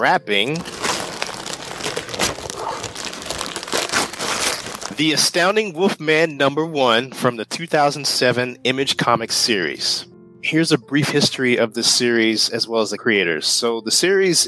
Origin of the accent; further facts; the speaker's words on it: Lexington, Kentucky, United States; We're both from Lexington.